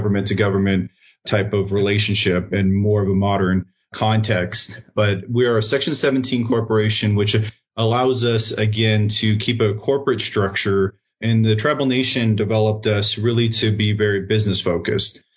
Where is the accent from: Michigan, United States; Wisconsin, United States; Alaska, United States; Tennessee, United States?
Alaska, United States; Kodiak; moved away; I grew up, I was born up in Kodiak Island